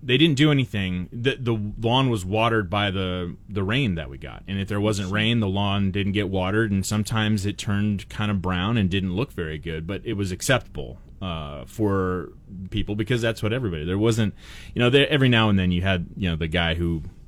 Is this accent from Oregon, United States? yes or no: yes; Portland, Oregon, United States; now in Treasure Valley, United States; I grew up in Portland